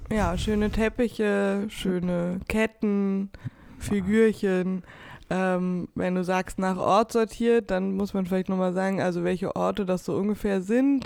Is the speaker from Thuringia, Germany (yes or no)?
yes; Weimar, Thuringia, Germany; ich bin in Weimar aufgewachsen